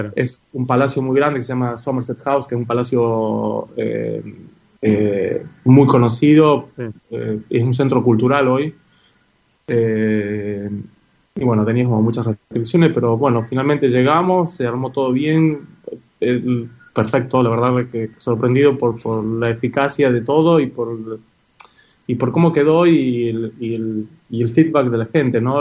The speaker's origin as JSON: {"language": "Spanish", "region": "Catamarca", "country": "Argentina", "tie": "born or raised there", "also_born_or_lived": "Córdoba", "moved": "yes", "said": "cuando era chico, en Catamarca se duerme mucho la siesta, obviamente por el calor eh, que hacen la siesta, y yo no la dormía"}